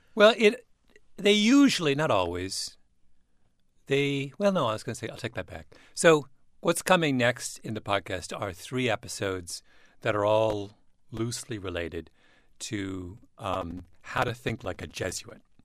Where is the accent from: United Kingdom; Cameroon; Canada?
Canada; I'm a Canadian